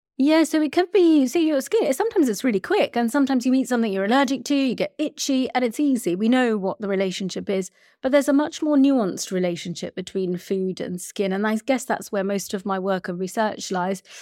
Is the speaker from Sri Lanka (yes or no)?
yes; Sri Lanka; I'm from Sri Lanka